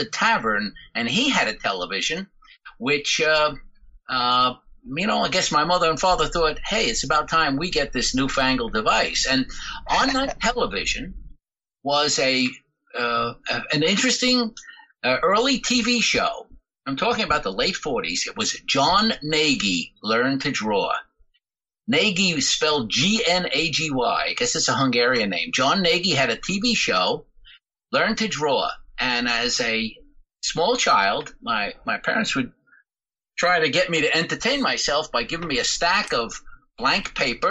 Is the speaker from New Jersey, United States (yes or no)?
yes; Jersey City, New Jersey, United States; now in Paterson, United States; I was born and raised in Jersey City